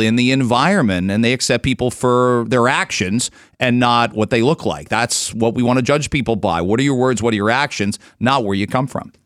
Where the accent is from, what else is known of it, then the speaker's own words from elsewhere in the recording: outside London, Ontario, Canada; also born or lived in Michigan; now in Ajax, Canada; I grew up outside of London, white kid